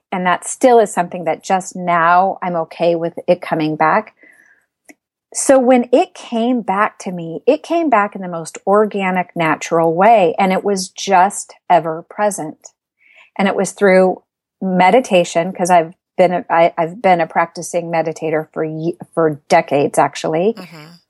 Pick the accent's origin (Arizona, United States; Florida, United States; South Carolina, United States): Arizona, United States; also born or lived in Southern California; now in Northern California, United States; I'm from Arizona